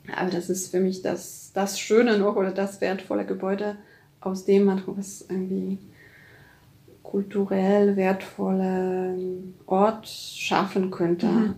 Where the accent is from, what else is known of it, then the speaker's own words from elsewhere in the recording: Poland; now in Germany; als Polin halt äh, und als lange in Deutschland ja, arbeitende Person oder Lebende.